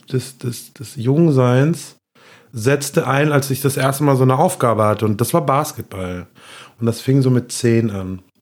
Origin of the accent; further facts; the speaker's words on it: near Bonn, North Rhine-Westphalia, Germany; also born or lived in Cologne; now in Bochum, Germany; meine Mom ist dann irgendwann hier ein bisschen raus und dann bin ich hinten so hinter Bonn, Batonev, die Ecke aufgezogen, dann bin ich irgendwann wieder nach Bonn und dann wieder zurück nach Köln